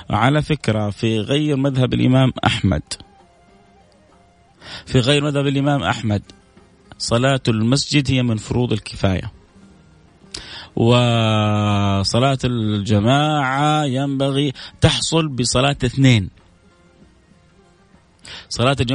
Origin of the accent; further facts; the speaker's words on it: Palestine; now in Riyadh, Saudi Arabia; السلام عليكم ورحمه الله وبركاته مساء الورد يا ورد … من فلسطين من الرياض الان في الدوام